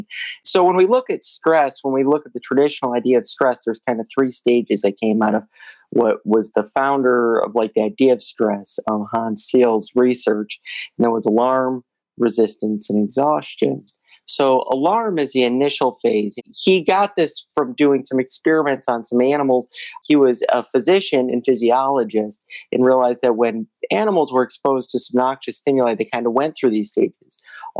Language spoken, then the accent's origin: English; Toledo, Ohio, United States; also born or lived in Missouri; now in Cleveland, United States; I grew up in Toledo, Ohio